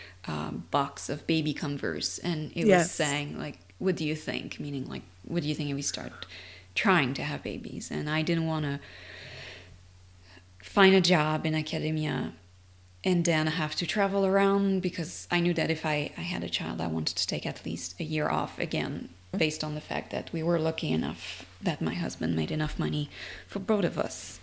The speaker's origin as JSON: {"language": "English", "country": "Canada", "moved": "as an adult", "lives_now": "United States", "said": "I'm French Canadian, and I immigrated in the US in 2016"}